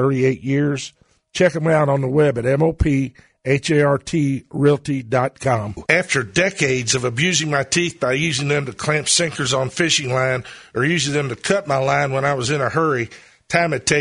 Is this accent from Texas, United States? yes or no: no; St. Matthews, Kentucky, United States; born or raised there